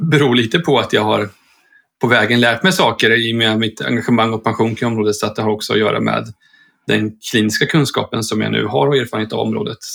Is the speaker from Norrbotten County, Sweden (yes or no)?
no; Linköping, Östergötland, Sweden; född och uppvuxen i Linköping och blev kvar i Linköping.